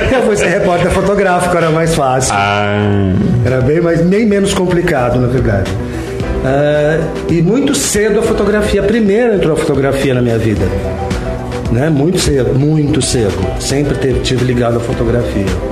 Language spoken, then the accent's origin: Portuguese; São Paulo, Brazil; moved away as an adult; also born or lived in London; eu sou da Vila Mariana